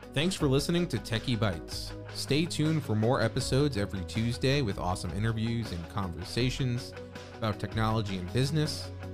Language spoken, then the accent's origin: English; New York, United States; growing up in New York and having access to go to the beach